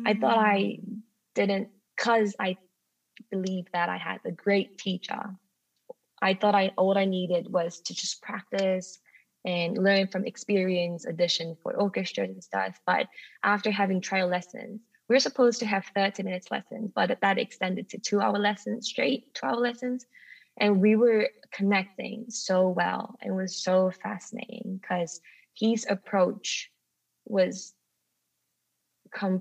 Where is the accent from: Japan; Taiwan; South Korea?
South Korea; Jeju; English is a second language; moved away as an adult; also born or lived in England / Rochester, New York; my hometown, which is Jeju in South Korea